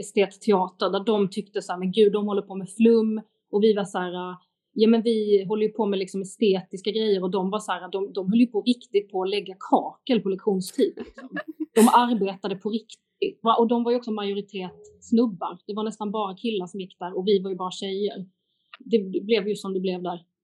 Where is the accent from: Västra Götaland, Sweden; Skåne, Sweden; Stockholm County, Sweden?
Skåne, Sweden; Lund; Lund, min hemstad